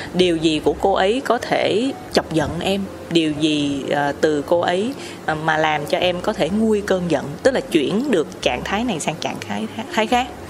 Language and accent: Vietnamese; Vietnam; chị là người Việt Nam